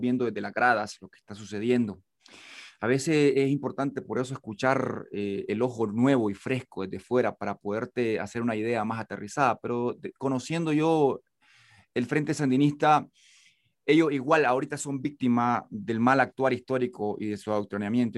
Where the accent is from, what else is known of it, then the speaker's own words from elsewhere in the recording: Nicaragua; nací en Huigulí, el y era zona de guerra en los 80 y nací justamente en 1979, entonces estuve cerca de las balas como un niño